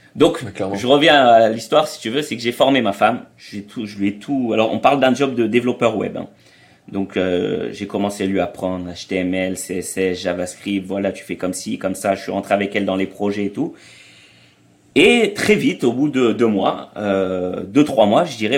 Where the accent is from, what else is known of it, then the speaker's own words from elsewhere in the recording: France; moved away as an adult; also born or lived in Israel; on a grandi en France, si tu veux, mais après, on est, on a, on est allé vivre en Israël